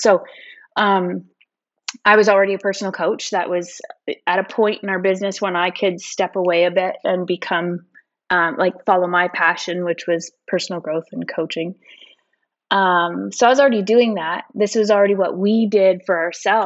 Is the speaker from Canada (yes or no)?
yes; Northern Alberta, Canada; moved away as an adult; also born or lived in Edmonton; now in Kelowna, Canada; I'm originally from Northern Alberta